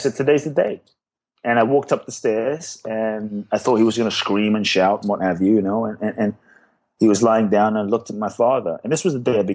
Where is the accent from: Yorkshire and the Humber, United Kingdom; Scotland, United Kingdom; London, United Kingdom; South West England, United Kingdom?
London, United Kingdom; also born or lived in Ghana; now in United States; I grew up in London. So I was in London.